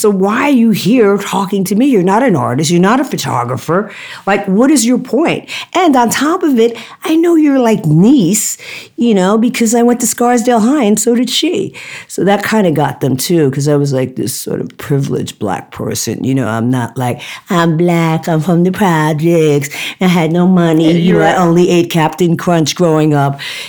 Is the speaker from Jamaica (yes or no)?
yes; Jamaica; I'm Jamaican and people do not talk to me like this and disrespect me without me saying something